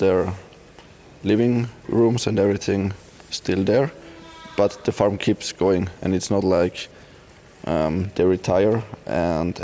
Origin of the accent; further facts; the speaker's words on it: near Innsbruck, Tyrol, Austria; now in Upper Austria, Austria; I grew up nearby Innsbruck in a small village with farms all around